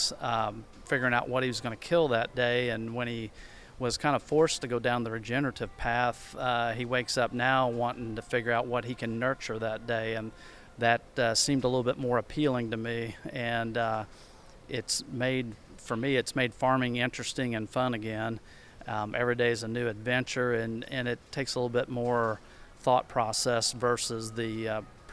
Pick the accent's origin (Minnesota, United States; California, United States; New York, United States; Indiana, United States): Indiana, United States; Vanderburgh County; I'm from Vandenberg County